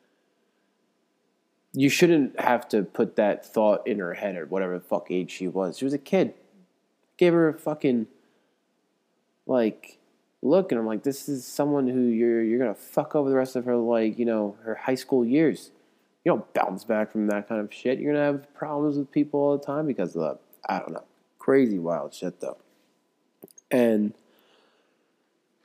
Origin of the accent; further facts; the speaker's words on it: New York, United States; moved away; growing up in New York